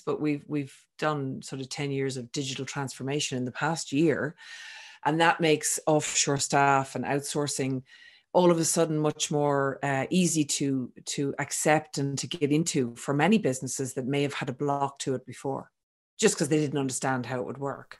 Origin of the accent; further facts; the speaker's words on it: Ireland; also born or lived in Sydney, Australia; now in France; I'm originally from Ireland